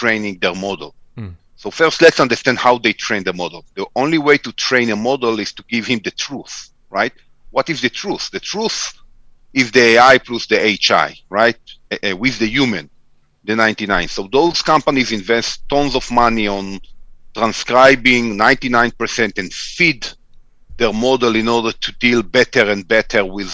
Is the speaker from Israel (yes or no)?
yes; Tel Aviv, Tel Aviv District, Israel; moved away as an adult; now in United States; I'm originally from Tel Aviv. So this is where the accent comes from.